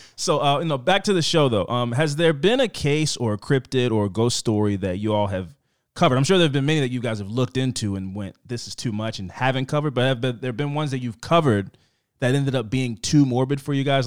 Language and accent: English; East Coast, United States; I'm from the East Coast